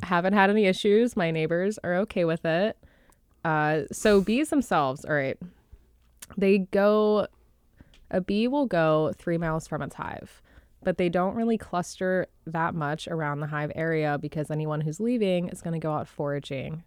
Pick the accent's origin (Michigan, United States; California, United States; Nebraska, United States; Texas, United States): Texas, United States; outside of Dallas; now in Jupiter, United States; outside of Dallas in Texas